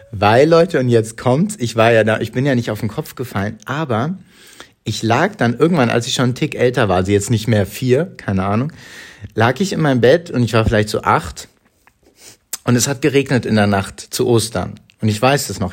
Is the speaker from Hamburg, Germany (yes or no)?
yes; Hamburg, Germany; Ich bin in Hamburg groß geworden, in der Nähe des Stadtparks